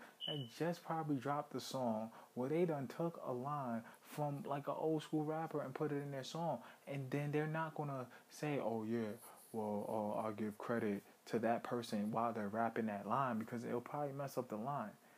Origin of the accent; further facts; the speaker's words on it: New York City, New York, United States; also born or lived in Brooklyn; I grew up in Harlem.